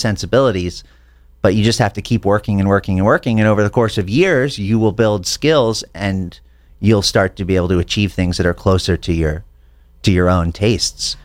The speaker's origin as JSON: {"language": "English", "town": "Santa Fe", "region": "New Mexico", "country": "United States", "tie": "born or raised there", "moved": "as an adult", "lives_now": "Los Angeles, United States", "said": "I grew up in Santa Fe, New Mexico."}